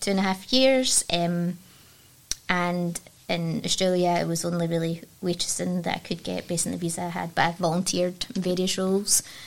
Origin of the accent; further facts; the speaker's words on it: Dumbarton, Scotland, United Kingdom; I grew up in Dumbarton